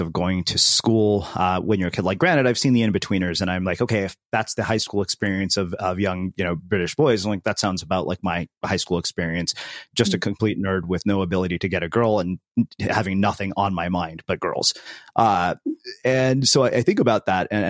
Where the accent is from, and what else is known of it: United States; born or raised there